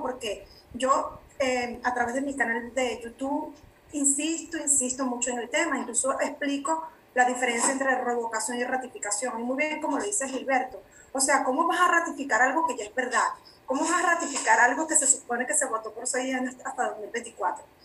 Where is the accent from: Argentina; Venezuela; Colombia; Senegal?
Venezuela; moved away as an adult; now in Mexico; mi país de origen Venezuela